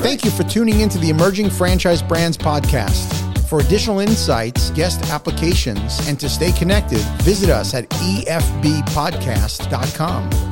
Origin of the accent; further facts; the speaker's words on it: New York City, New York, United States; I'm from New York